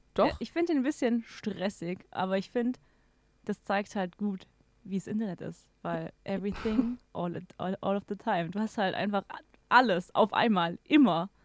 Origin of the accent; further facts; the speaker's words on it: Swabia, Baden-Württemberg, Germany; now in Regensburg, Germany; ich komme ja aus dem Schwabeländle